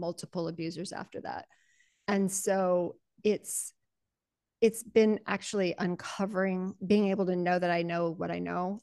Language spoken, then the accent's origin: English; Colorado, United States; also born or lived in Panama Canal Zone; I'm also a Colorado farm girl, and I was born in the Panama Canal Zone